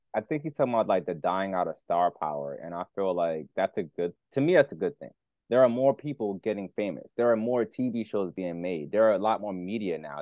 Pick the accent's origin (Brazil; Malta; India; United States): United States; New York City, New York; we're from Brooklyn